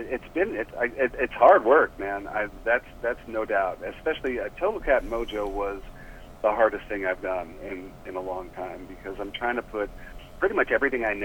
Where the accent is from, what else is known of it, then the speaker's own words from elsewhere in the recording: New York City, New York, United States; moved away as an adult; also born or lived in Ohio / Iowa / Colorado; now in Los Angeles, United States; I'm actually a New Yorker. I grew up in Manhattan.